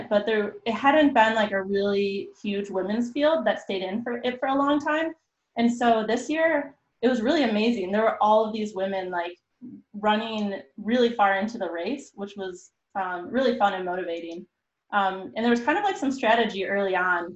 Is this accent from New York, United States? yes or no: yes; Rochester, New York, United States; moved away as an adult; also born or lived in Notre Dame, Indiana; I grew up in Rochester